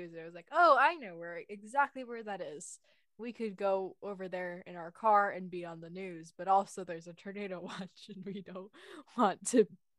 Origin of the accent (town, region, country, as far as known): United States